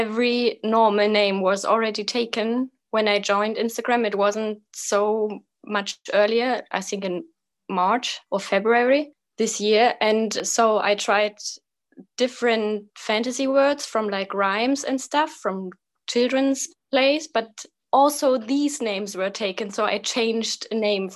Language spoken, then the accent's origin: English; Eastern Germany near the Czech border, Germany; English is a second language; now in Kassel, Germany; Right now I live in Kassel in Germany. It's like right in the middle of Germany, but I was born in Eastern Germany near the Czech border